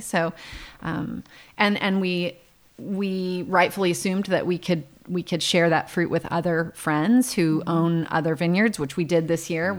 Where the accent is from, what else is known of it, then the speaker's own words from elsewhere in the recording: Visalia, California, United States; now in Paso Robles, United States; we grew up in Visalia